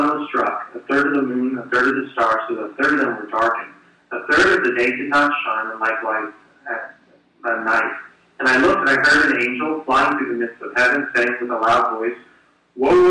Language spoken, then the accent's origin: English; New Jersey, United States; I was born in New Jersey